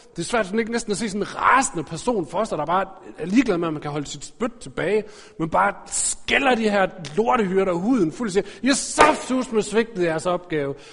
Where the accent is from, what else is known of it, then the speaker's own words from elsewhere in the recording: Aarhus, Central Denmark Region, Denmark; jeg er vokset op i Aarhus.